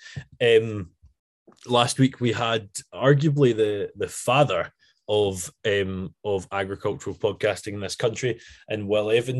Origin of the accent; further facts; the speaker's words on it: Arran, Scotland, United Kingdom; I'm from Arran